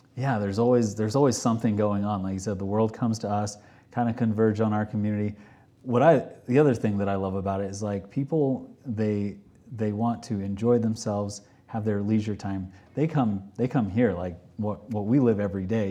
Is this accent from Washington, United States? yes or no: no; Texas, United States; moved away as an adult; now in Park City, United States; originally I'm from Texas